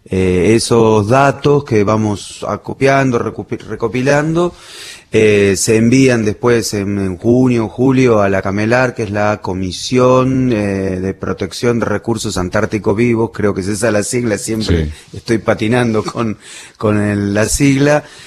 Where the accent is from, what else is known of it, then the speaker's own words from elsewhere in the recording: Bernal, Buenos Aires Province, Argentina; also born or lived in Berazategui / Hudson; now in Plátanos, Argentina; yo nací y me crié en Bernal, partido de Quilmes